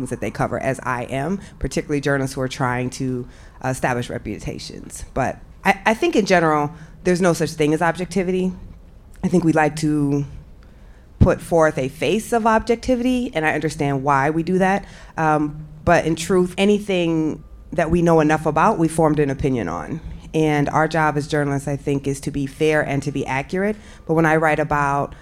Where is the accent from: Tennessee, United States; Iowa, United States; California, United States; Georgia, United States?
Iowa, United States; I'm from Iowa, but any place where there's a significant number of black people, somehow they managed to segregate us. So I lived on the black side of town